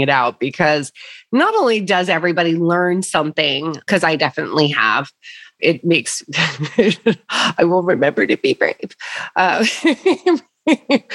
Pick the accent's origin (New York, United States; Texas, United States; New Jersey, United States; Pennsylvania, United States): New York, United States; I'm from New York